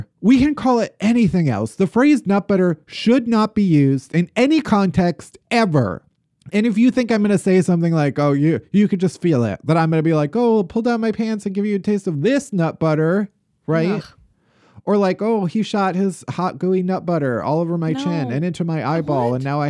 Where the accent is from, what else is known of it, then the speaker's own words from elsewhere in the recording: Chicago, Illinois, United States; And maybe it's because we're from Chicago, the suburbs.